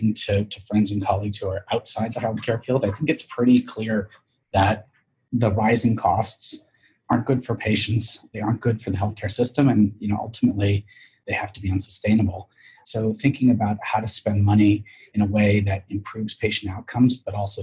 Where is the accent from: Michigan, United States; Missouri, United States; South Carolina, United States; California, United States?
California, United States; San Francisco; I grew up in San Francisco